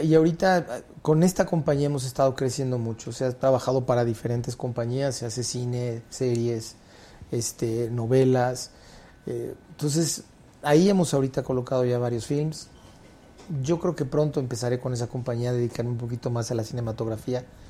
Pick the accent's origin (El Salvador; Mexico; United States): Mexico; el humor tan negro que luego tenemos los mexicanos